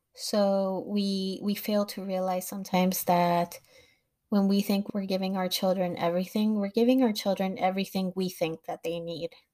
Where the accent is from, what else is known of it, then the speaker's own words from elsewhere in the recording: Los Angeles, California, United States; I grew up in Los Angeles